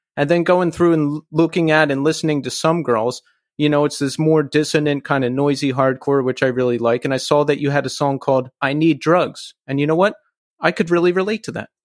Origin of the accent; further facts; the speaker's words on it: Philadelphia, Pennsylvania, United States; I'm originally from Philly, Philly area